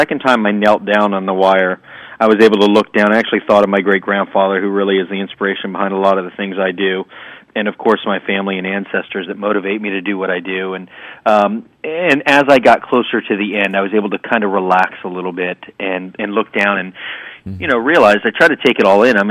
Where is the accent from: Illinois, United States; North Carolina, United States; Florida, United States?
Florida, United States; Sarasota; I was still training in my hometown of Sarasota, Florida